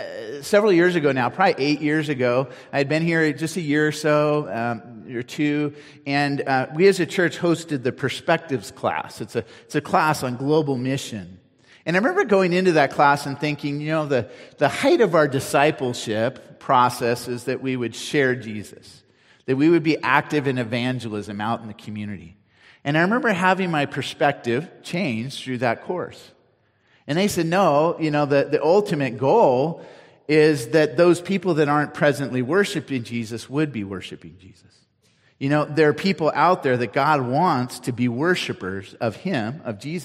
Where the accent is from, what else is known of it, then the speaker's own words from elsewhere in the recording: Cupertino, California, United States; now in Nevada County, United States; I grew up in Cupertino